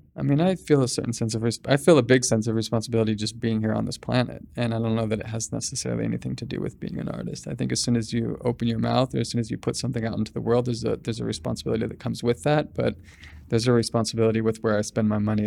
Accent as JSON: {"language": "English", "town": "Sacramento", "region": "California", "country": "United States", "also_born_or_lived": "Bangkok, Thailand", "moved": "yes", "lives_now": "Los Angeles, United States", "said": "I'm from Sacramento originally"}